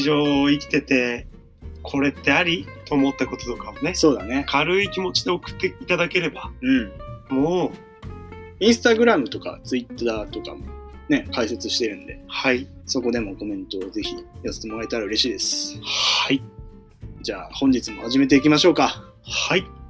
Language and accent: Japanese; Niigata, Japan; now in Tokyo, Japan; 上京している身じゃん、僕